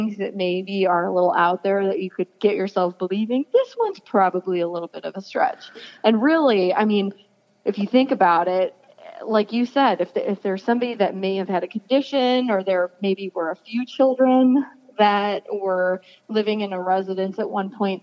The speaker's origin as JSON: {"language": "English", "town": "Chardon", "region": "Ohio", "country": "United States", "tie": "born or raised there", "said": "I grew up in Chardon, and so was really largely unfamiliar with the Akron area until more recent times"}